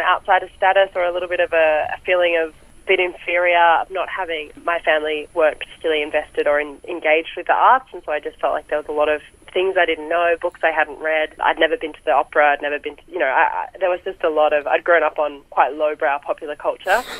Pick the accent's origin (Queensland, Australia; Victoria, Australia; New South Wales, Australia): Victoria, Australia; Seymour; moved away as an adult; now in Melbourne, Australia; I grew up in Seymour